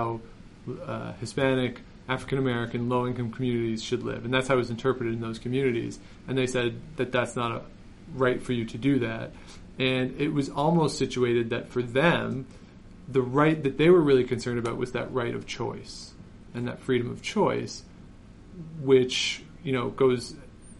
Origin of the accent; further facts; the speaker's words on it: Canada; I grew up in Canada. I went to school in Canada